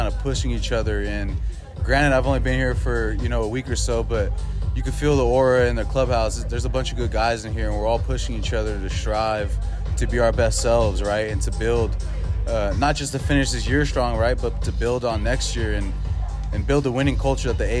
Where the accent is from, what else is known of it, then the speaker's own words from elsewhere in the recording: Bay Area, California, United States; Growing up in the Bay Area, super sports orientated location